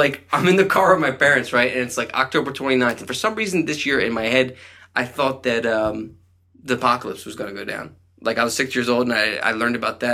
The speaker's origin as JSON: {"language": "English", "town": "Conshohocken", "region": "Pennsylvania", "country": "United States", "tie": "born or raised there", "said": "growing up in Country Hocken"}